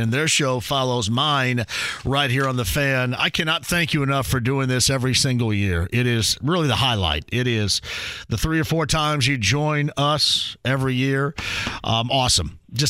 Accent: Indiana, United States; I'm from Southern Indiana, so it's okay.

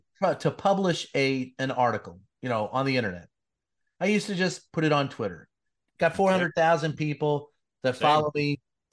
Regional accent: Louisville, Kentucky, United States; I grew up in Louisville, Kentucky.

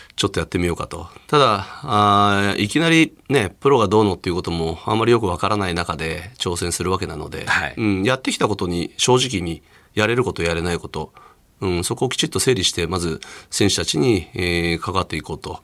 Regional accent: Hokkaido, Japan; moved away as an adult; also born or lived in Osaka / Aomori; 北海道出身なので、うん、北海道で小学校や中学校時代に教わった先生方にね

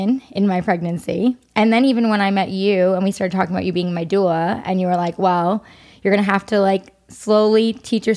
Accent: New York, United States; I'm a New Yorker

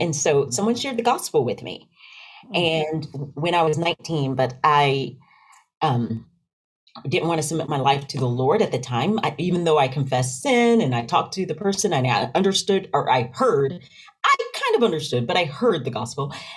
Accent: Knoxville, Tennessee, United States; also born or lived in Rocky Mount, North Carolina / near Nashville, Tennessee; Born in Rocky Mount, North Carolina, but raised in Knoxville, Tennessee

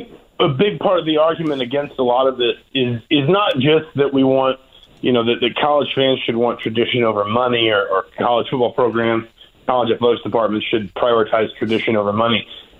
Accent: Atlanta, Georgia, United States; I was born and raised in Atlanta

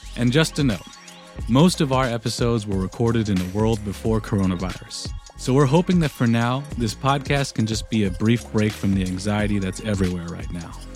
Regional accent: Tennessee, United States; moved away as an adult; growing up in Tennessee as the son of Taiwanese immigrants

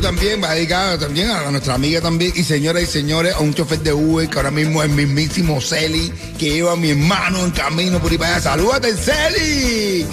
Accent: Cuba; now in Miami, United States; los cubanos

